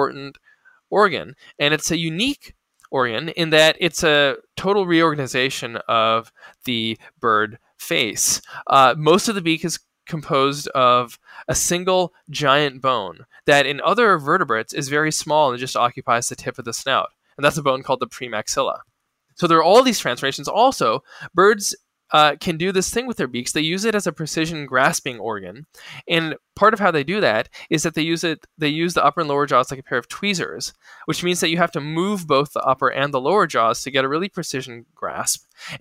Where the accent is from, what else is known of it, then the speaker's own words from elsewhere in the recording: Ohio and Kansas, Midwest, United States; moved away as an adult; now in New Haven, United States; I grew up in Ohio and in Kansas